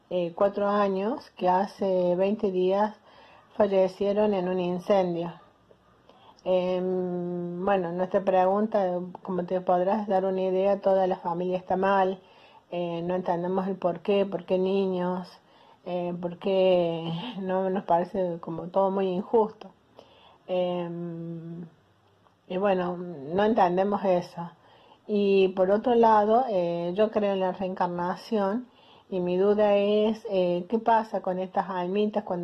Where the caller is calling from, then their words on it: Córdoba, Argentina; Buenas noches, Claudio. … soy de Córdoba Capital.